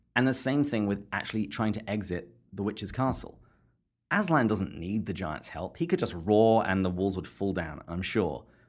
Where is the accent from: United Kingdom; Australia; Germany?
United Kingdom; England; I was growing up in England